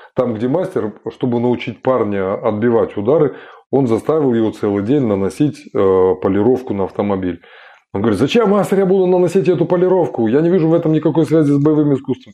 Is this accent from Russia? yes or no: no; Kazakhstan; Я родом из Казахстана